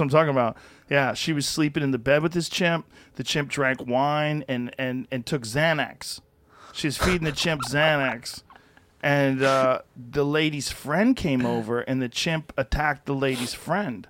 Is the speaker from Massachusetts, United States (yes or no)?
yes; Massachusetts, United States; moved away as an adult; now in Texas, United States; I grew up in the cold. I grew up in Massachusetts.